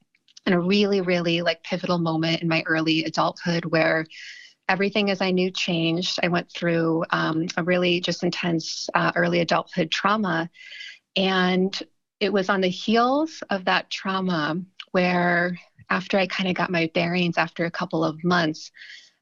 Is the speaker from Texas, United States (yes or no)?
no; Ohio, United States; moved away; also born or lived in California / Los Angeles; growing up in Ohio